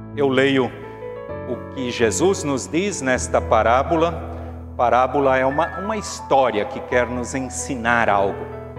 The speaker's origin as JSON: {"language": "Portuguese", "country": "Brazil", "said": "todos nós somos brasileiros"}